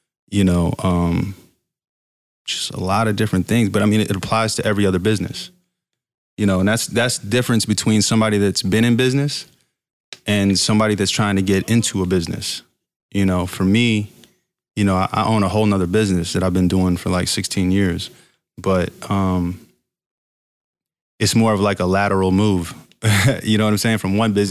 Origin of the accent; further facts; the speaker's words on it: Fayetteville, North Carolina, United States; also born or lived in Virginia Beach, Virginia; I'm from Fayetteville, North Carolina, too, as well as Virginia Beach